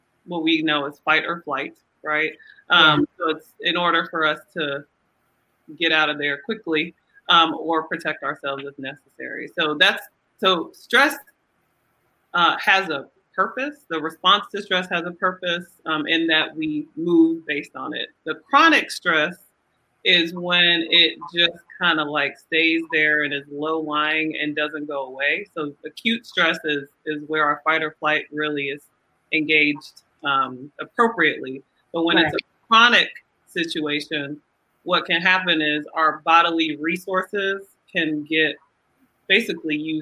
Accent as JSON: {"language": "English", "country": "Nigeria", "lives_now": "Atlanta, United States", "said": "I'm Nigerian"}